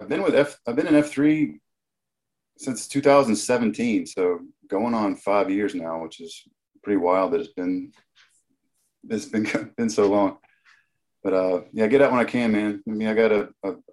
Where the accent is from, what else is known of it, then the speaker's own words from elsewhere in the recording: Laurinburg, North Carolina, United States; also born or lived in Dominican Republic; now in Cary, United States; I'm originally from Laurinburg, North Carolina